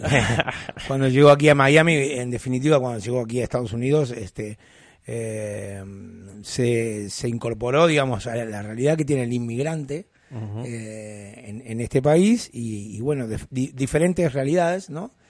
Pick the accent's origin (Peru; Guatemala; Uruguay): Uruguay; moved away; yo vengo de Uruguay